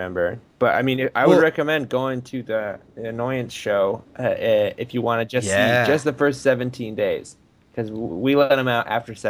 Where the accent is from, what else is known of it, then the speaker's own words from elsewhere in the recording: Iowa, United States; I'm from Iowa